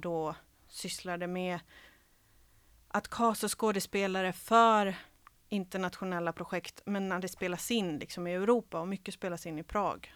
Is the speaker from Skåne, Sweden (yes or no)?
yes; Helsingborg, Skåne, Sweden; first language Serbo-Croatian; Swedish is a second language; moved away as an adult; also born or lived in Croatia / Kalmar / Rockneby / Svalöv; från 9 till 19 så växte jag upp i Helsingborg